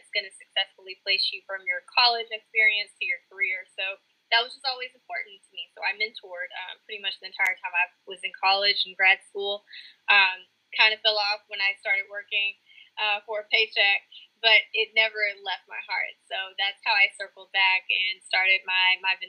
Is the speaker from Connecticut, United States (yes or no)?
no; Texarkana, Texas, United States; also born or lived in Lewisville, Arkansas / Fayetteville, Arkansas / Knoxville, Tennessee; I am originally from Louisville, Arkansas. Grew up most of my life in Texarkana, Texas